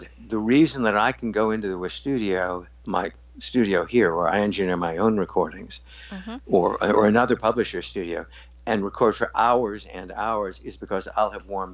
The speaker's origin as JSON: {"language": "English", "town": "Highland Park", "region": "Illinois", "country": "United States", "tie": "born or raised there", "said": "I grew up in Highland Park, Illinois"}